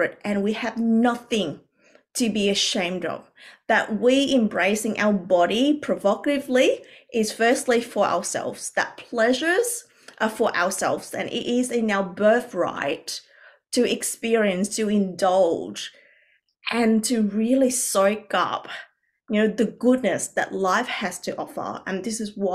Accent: Vietnam; moved away; I grew up originally in Vietnam, where we had a lot of cultural conditioning

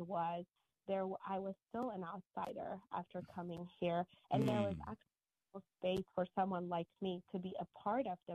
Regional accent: Ethiopia; moved away as an adult; now in United States; I grew up in Ethiopia

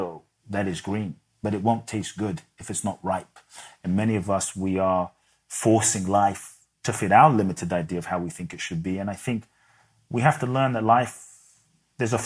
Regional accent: London, United Kingdom; moved away as an adult; also born or lived in Ghana; now in United States; I was born in Ghana. My father's from Ghana. My mother's Japanese. I grew up in London.

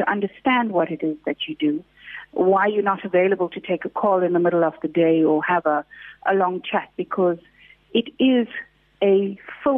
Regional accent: Durban, KwaZulu-Natal, South Africa; We come from Chatsworth. We didn't have a lot of money.

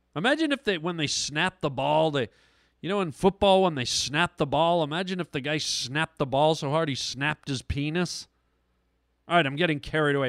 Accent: Toronto, Ontario, Canada; now in Los Angeles, United States; I'm from Toronto, Canada

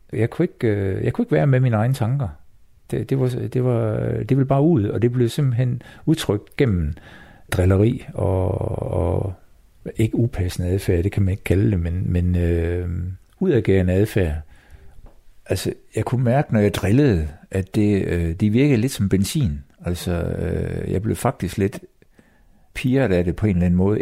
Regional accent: Copenhagen, Capital Region of Denmark, Denmark; jeg er født på Rigshospitalet i København

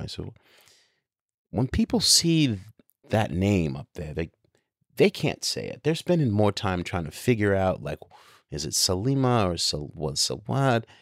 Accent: New York, United States; because I grew up in New York during the birth of hip hop, because I have this international background, because I've grown up around the world traveling with my father as a jazz musician

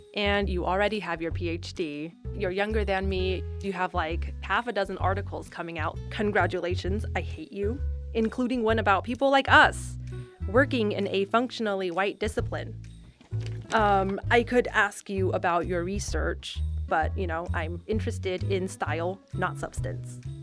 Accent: San Gabriel Valley, Southern California, United States; accent: Asian American English; I was 17, a crew member at a McDonald's in Southern California. Yep, the San Gabriel Valley, a 626

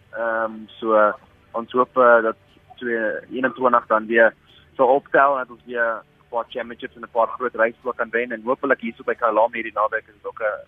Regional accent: South Africa; moved away

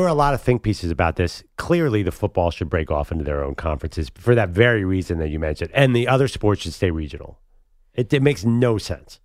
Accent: Pennsylvania, United States; I'm from Pennsylvania

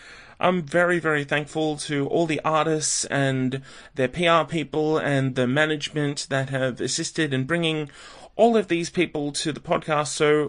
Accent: Australia; maybe I'm the Australian version of Better Yet.

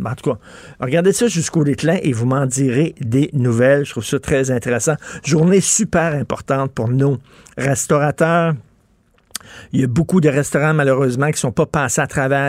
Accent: Montreal, Quebec, Canada; je viens d'un milieu très modeste. Je viens de Verdun.

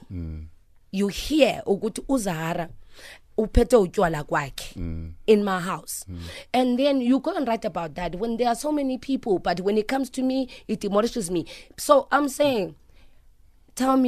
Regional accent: Phumlani, Eastern Cape, South Africa; now in Johannesburg, South Africa; I'm from Pumlani and then I come to Joburg

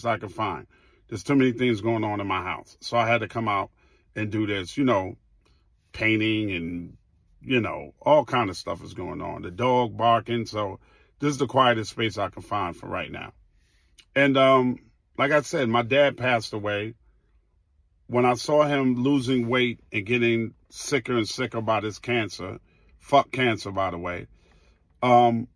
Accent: New York City, New York, United States; I grew up in Queens on 209th Street

